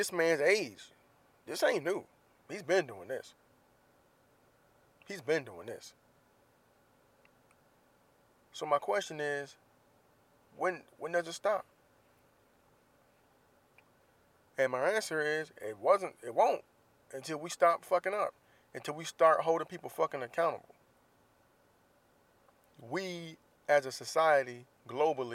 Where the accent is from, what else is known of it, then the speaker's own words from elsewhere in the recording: Jacksonville, Florida, United States; moved away; my hometown, Jacksonville, Florida, where I do not currently live.